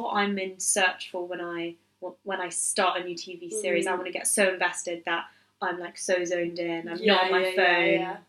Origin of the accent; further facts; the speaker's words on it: United Kingdom; Anymore, and I'm just a British fool.